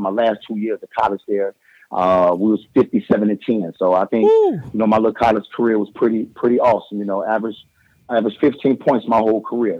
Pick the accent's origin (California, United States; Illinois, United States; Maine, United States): Illinois, United States; Harvey; I'm originally from Harvey, Illinois. You know, played ball at Thornton High School.